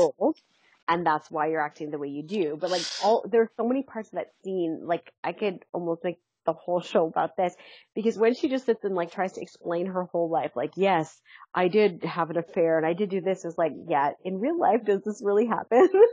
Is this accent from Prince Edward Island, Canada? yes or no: no; London, Ontario, Canada; I'm from London.